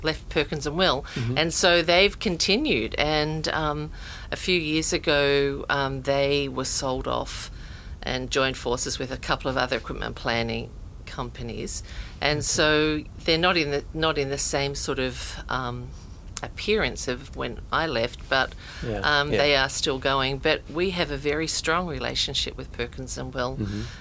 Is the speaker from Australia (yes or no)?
yes; Australia; moved away as an adult; now in United States; I'm Australian, and that's where my career started